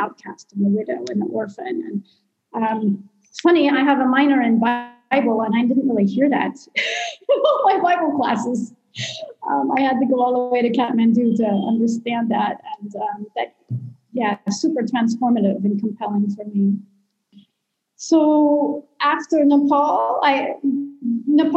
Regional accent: Colorado, United States; moved away as an adult; now in Sierra Leone; I was born in Colorado, and I come from a broken home

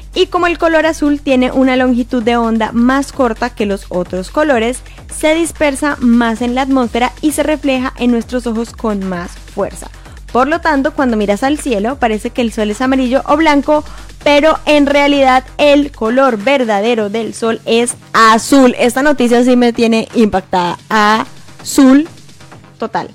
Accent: Colombia; now in Montreal, Canada; soy colombiana

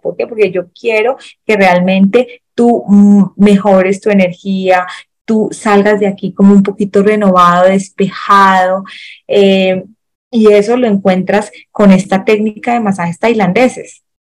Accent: Colombia; aquí pues en Colombia

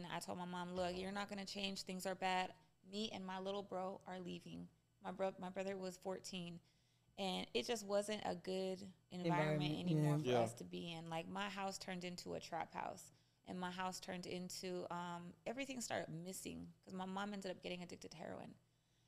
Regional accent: Española, New Mexico, United States; I literally grew up between a village and a very, very, very small city that was very high poverty

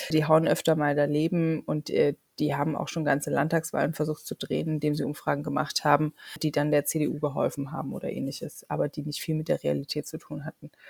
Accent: East Germany, Germany; Und genau das sollten wir ja als Ostdeutsche mit unseren ehemaligen Ostblock-Kollegen nicht machen, ne?

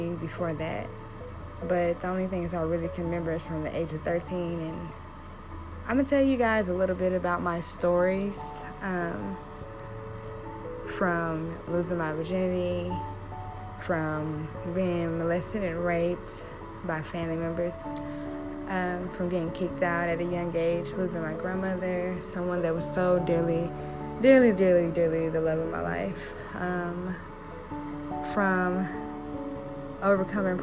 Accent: Oklahoma City, Oklahoma, United States; I'm originally from Oklahoma City

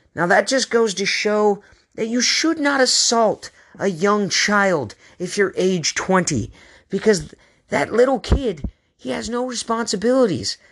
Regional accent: Aloha, Oregon, United States; now in San Diego, United States; We're from Aloha.

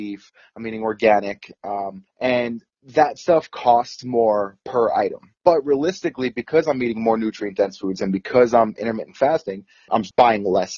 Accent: East Coast, United States; I'm from the East Coast

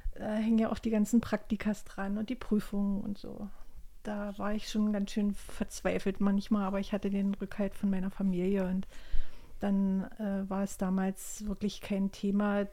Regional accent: GDR, East Germany, Germany; Ich bin ja in der DDR groß geworden

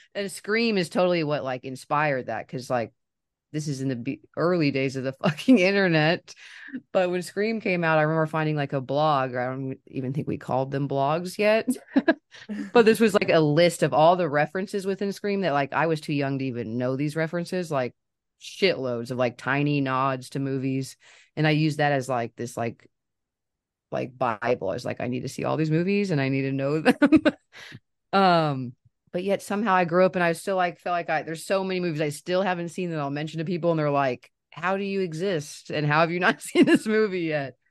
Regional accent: Kansas City, United States; I'm from Kansas City and I still live here.

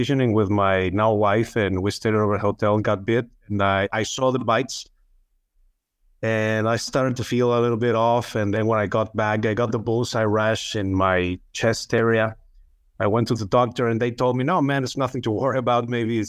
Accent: Chihuahua, Mexico; I'm from Chihuahua, Mexico, where it's another state, Mexican, another state that is neighboring Texas in the United States.

